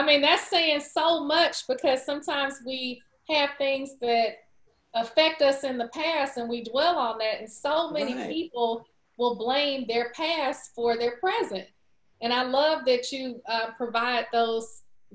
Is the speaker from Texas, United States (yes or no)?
yes; Texas, United States; being from Texas, you know, I'm a Southerner